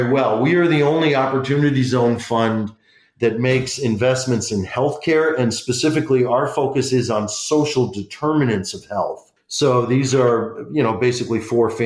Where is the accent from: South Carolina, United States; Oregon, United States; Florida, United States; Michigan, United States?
Michigan, United States; Detroit; moved away as an adult; also born or lived in Washington, D.C.; my hometown congressman, John Conyers Jr. from Detroit, where I grew up